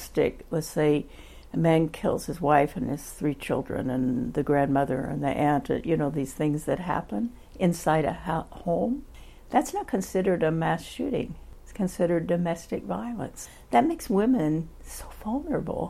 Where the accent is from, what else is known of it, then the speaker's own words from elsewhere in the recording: Oklahoma, United States; now in San Francisco, United States; I'm from Oklahoma